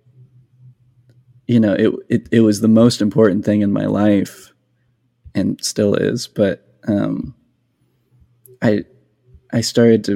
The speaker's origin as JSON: {"language": "English", "region": "New Mexico", "country": "United States", "tie": "born or raised there", "moved": "yes", "lives_now": "Nashville, United States", "said": "I grew up in New Mexico, where there wasn't very much bluegrass"}